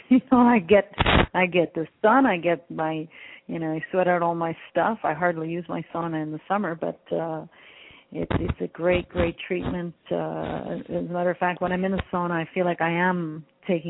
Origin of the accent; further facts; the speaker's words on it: Canada; I come from Greek parents. I was born in Canada, but I come from Greek parents